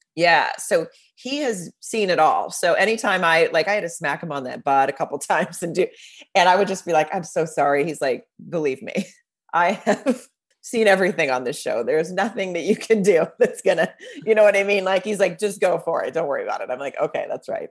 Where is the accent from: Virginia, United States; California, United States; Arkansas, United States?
Arkansas, United States; Fayetteville; moved away; I grew up in Arkansas